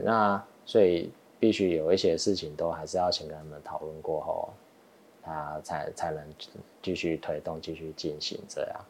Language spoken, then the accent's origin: Chinese; Taiwan; also born or lived in United States; 我们台湾人是比较看，看头衔